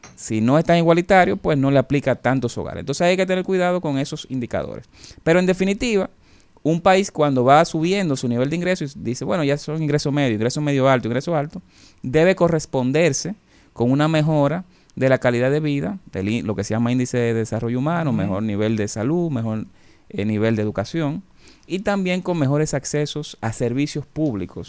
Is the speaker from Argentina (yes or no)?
no; Dominican Republic